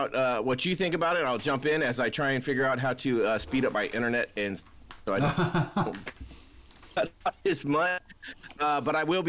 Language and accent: English; United States; I was born in Tahoe